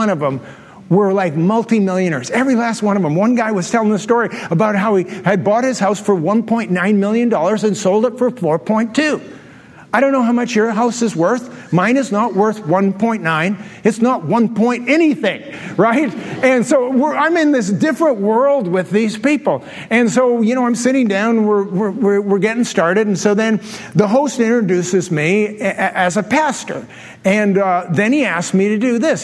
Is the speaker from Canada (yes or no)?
yes; Canada; I'm a Canadian